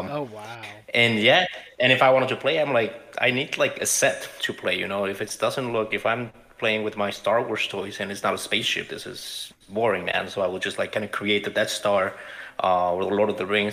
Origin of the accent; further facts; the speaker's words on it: Guadalajara, Jalisco, Mexico; also born or lived in Chicago; now in Los Angeles, United States; I grew up in Mexico. I'm from Guadalajara.